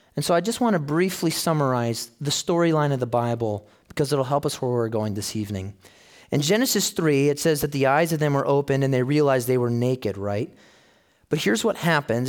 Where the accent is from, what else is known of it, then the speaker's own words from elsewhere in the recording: Chicago, Illinois, United States; So I grew up in Chicago. My, my childhood was there